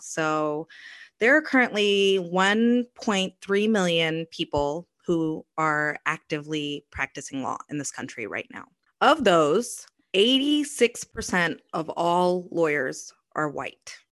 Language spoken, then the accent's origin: English; Kentucky, United States; I grew up in Kentucky.